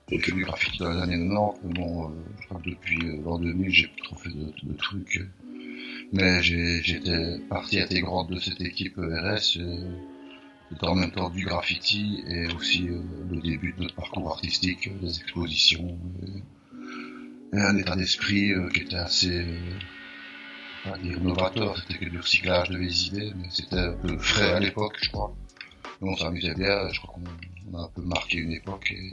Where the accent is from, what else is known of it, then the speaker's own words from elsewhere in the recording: Liège, Wallonia, Belgium; on vient de Liège, en Belgique, et on faisait, on faisait partie d'un collectif.